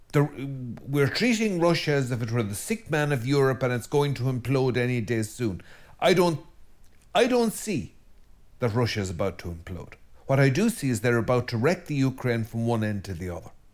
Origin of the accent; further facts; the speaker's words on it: Ireland; as an Irishman and as an Irish Christian and priest